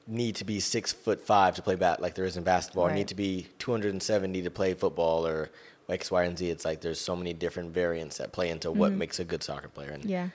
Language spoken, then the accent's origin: English; Long Beach, California, United States; moved away as an adult; now in San Diego, United States; then from SoCal, born and raised, repping the LBC 562.